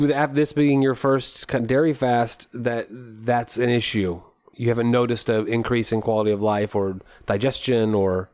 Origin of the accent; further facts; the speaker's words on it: United States; as an American